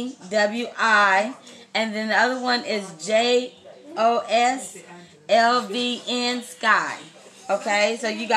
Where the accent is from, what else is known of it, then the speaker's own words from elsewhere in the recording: Austin, Texas, United States; now in California, United States; I am from Austin, Texas. But I live in Cali